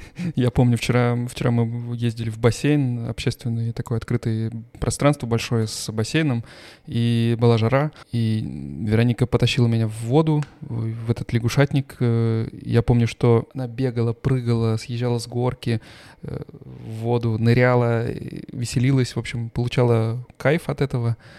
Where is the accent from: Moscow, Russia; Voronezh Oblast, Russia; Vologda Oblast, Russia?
Voronezh Oblast, Russia; Voronezh; moved away as an adult; now in Stuttgart, Germany; мы оба с тобой из Воронежа